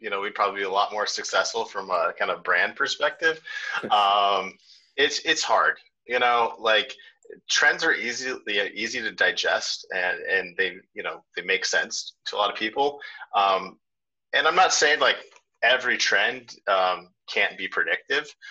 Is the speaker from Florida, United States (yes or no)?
no; Chicago, Illinois, United States; I was born in Chicago, and I'm kind of a Chicago sports loyalist